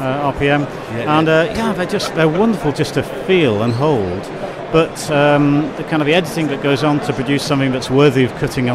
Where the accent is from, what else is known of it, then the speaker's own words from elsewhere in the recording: St Helens, North West England, United Kingdom; moved away; my hometown is St Helens, so I was up in St Helens a few weeks ago.